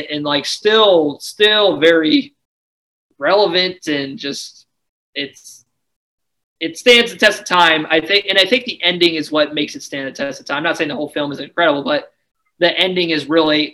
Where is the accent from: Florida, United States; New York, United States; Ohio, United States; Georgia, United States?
Ohio, United States; we're from Ohio, and like I you know, I live in, you know, I've lived in Ohio my whole life